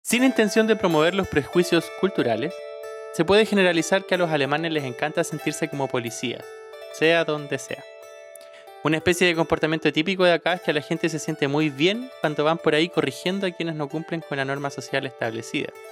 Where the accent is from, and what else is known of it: Chile; moved away as an adult; now in Germany